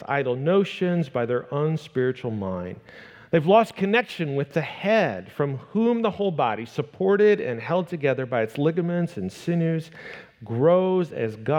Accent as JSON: {"language": "English", "region": "Northwest Iowa", "country": "United States", "tie": "born or raised there", "said": "I grew up in Northwest Iowa, and in the midst of the background of my small town traditional church that I grew up going"}